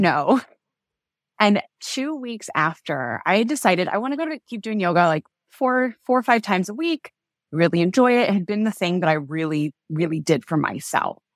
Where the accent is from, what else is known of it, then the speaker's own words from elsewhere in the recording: Kansas, United States; I was born and raised in Kansas, in kind of like the heartland of the U S, in a small town of about five thousand people